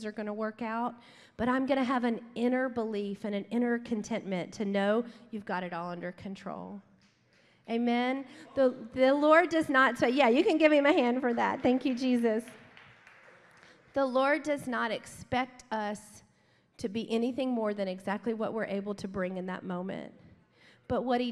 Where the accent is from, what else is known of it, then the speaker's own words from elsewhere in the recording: Baton Rouge, Louisiana, United States; moved away as an adult; now in Dallas, United States; We grew up in South Louisiana. We're from Baton Rouge